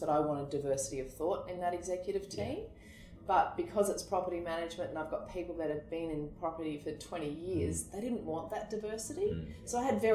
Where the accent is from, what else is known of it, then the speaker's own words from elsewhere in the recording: Queensland, Australia; I'm from Queensland